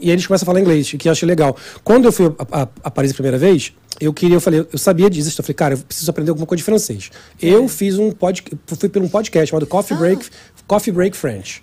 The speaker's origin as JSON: {"language": "Portuguese", "region": "Rio de Janeiro", "country": "Brazil", "said": "Eu sou do Rio"}